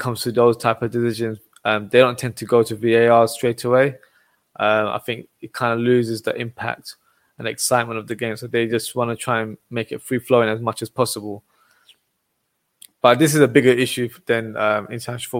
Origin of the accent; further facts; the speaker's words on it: England, United Kingdom; I'm from England